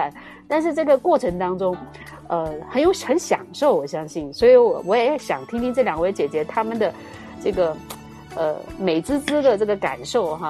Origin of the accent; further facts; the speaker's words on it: China; 既可以听到我们中国人的声音，也知道我们现在中国人在对时下在忙些什么